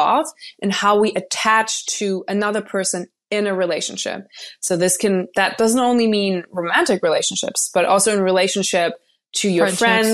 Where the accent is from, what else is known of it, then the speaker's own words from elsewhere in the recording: Germany; now in Los Angeles, United States; I currently live in Southern California in Los Angeles, but I am from Germany